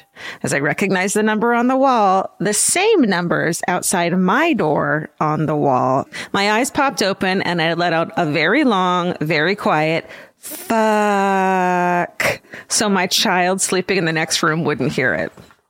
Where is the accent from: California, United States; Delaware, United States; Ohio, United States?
California, United States; San Diego; I was a single mom to a young son of 9 at the time, living in my hometown of San Diego. We lived in a small apartment in the neighborhood where I grew up, a suburb called Claremont.